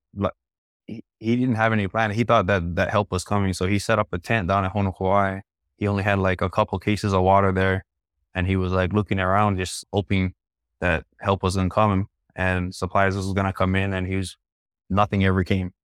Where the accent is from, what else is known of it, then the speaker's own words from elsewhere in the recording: Laie, Hawaii, United States; I'm from Laie